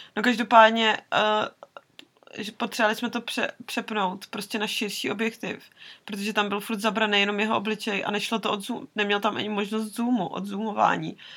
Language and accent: Czech; Czechia; Z Česka